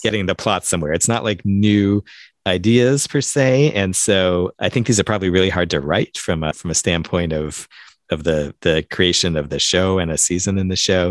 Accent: Central Time Zone, United States; moved away; I grew up in Central Time

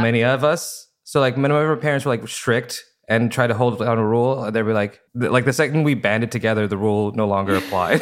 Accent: Fresno, California, United States; now in Los Angeles, United States; I also grew up in Fresno, California

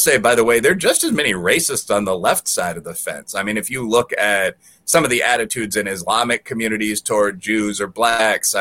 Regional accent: Chicago, Illinois, United States; growing up in Chicago in the late 90s

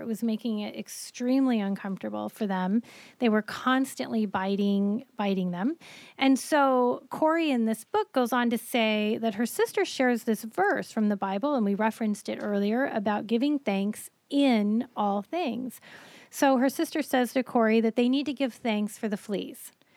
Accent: Colorado, United States; moved away; I grew up in Colorado

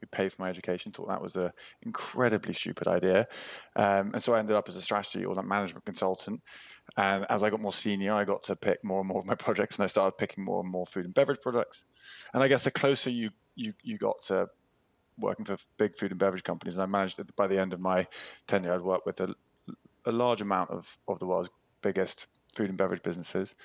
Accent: United Kingdom; as a Brit

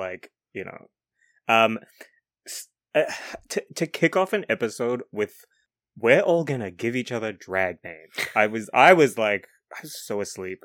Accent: New Zealand; being from New Zealand

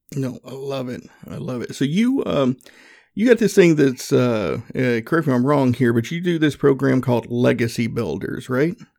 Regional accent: the South, United States; accent: country; growing up in the South, I grew up Southern Baptist

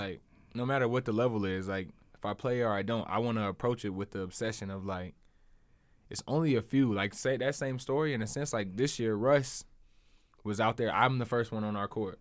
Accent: Charleston, South Carolina, United States; also born or lived in Columbia, South Carolina; I was born in Charleston where I went to school

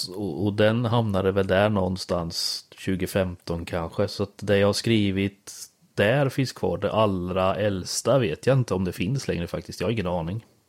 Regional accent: Björsäter, Östergötland, Sweden; accent: Östgöte; moved away as an adult; also born or lived in Växjö; Jag är ju från eh, Björsäter. Typ tre ja. mil utanför Linköping

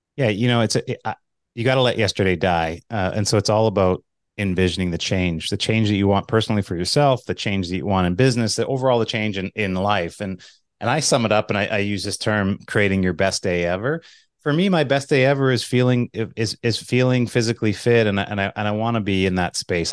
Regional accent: Manitoba, Canada; I'm from Manitoba, so it's cold in Canada

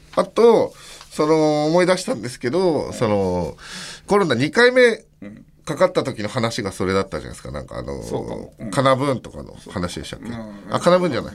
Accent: Hokkaido, Japan; born or raised there; moved away

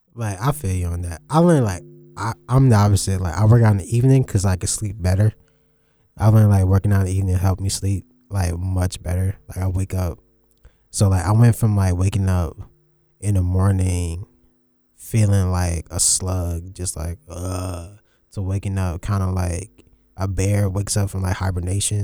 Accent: New York City, New York, United States; I was born in Brooklyn

